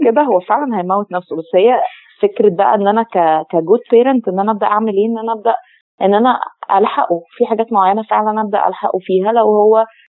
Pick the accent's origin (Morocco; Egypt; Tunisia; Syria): Egypt; عندنا في مصر